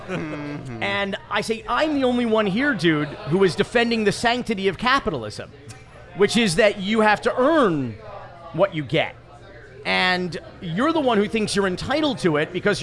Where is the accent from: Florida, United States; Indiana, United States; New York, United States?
Florida, United States; North Miami Beach; I'm a native Floridian and a lifelong Miamian